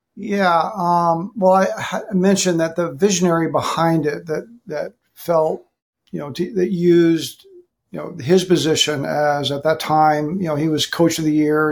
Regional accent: Southern California, United States; also born or lived in Hawaii; now in Texas, United States; In California, I grew up. I was raised in Southern California, so I'm I'm here in Texas.

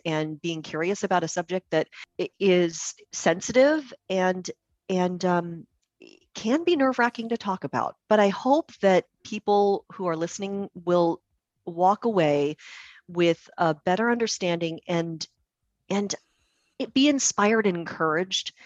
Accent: Puyallup, Washington, United States; I was born and raised in Puyallup, which is a very, very white community.

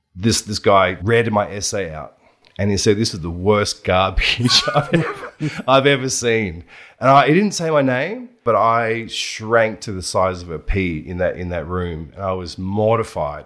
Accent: Buninyong, Victoria, Australia; moved away as an adult; also born or lived in Ballarat / China; I grew up in Buninyong from the age of 12 onwards, and then I moved into Ballarat for a few years there

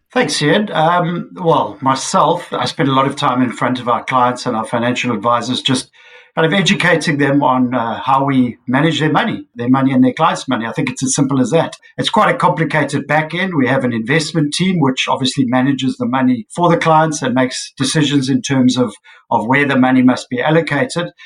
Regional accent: South Africa; as a South African investor

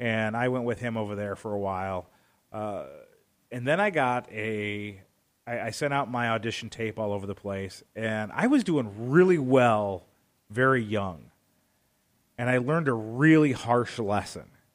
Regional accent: Arizona, United States; also born or lived in Hammond, Indiana; I was about five years old when they officially separated, and instead of going to live with one or the other, uh, my sister and I, we were sent to beautiful Arizona to live with my grandparents

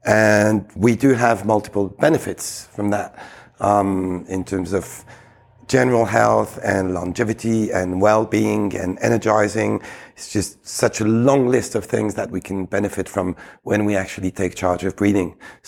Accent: Geneva, Switzerland; I was raised in Geneva, in Switzerland. Originally, I'm Greek, so I feel very much at home in any Mediterranean country.

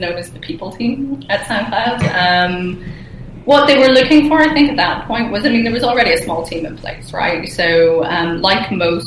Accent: Ireland; moved away as an adult; now in Berlin, Germany; I'm an Irish person, Irish woman, and I relocated to Berlin just over 3 years ago

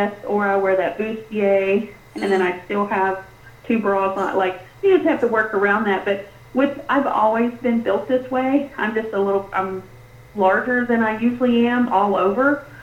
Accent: South Texas, United States; moved away; I'm Tex, almost Mex. I was born in South Texas, and so I'm used to heat

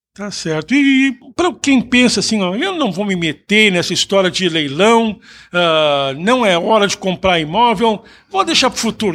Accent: Brazil; now in Canada; nós que somos brasileiros

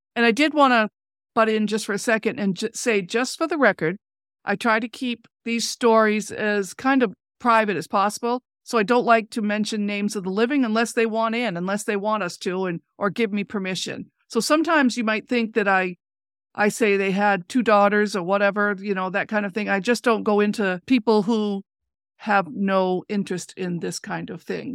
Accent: Enfield, Maine, United States; we didn't live in Holland, we grew up in Enfield

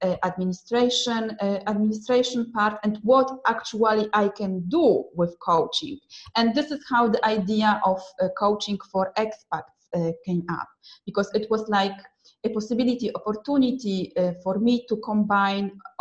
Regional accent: Poland; also born or lived in Milan, Italy / Manchester, United Kingdom / London, United Kingdom; now in Rome, Italy; I am from Poland, but I lived in Italy and UK, and now I am again back to Italy

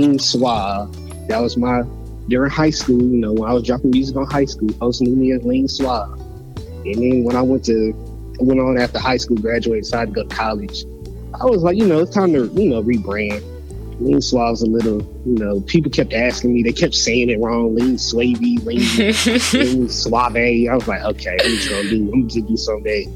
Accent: Memphis, Tennessee, United States; I'm from Memphis, and I didn't know I had an accent

